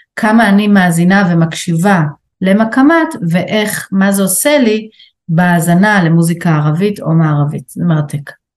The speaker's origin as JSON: {"language": "Hebrew", "town": "Tel Aviv", "region": "Tel Aviv District", "country": "Israel", "tie": "born or raised there", "said": "כתל אביבית שגדלה על בטון"}